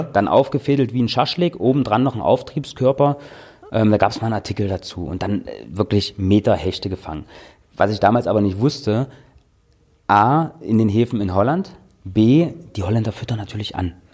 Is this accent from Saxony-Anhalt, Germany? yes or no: yes; Dessau, Saxony-Anhalt, Germany; also born or lived in Austria / Berlin; Ja, ich komme aus Dessau, genau. Ich bin dort aufgewachsen, meine äh, Eltern wohnen dort und Garten und was weiß ich, ne, so.